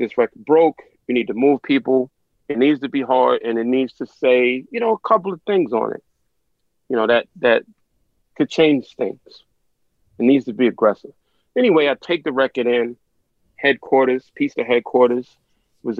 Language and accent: English; New York City, New York, United States; I'm from South Jamaica, Queens